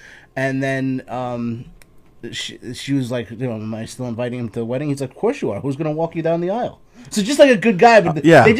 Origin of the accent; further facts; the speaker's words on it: Colombia; I'm from Colombia. Don't fucking talk about Colombia.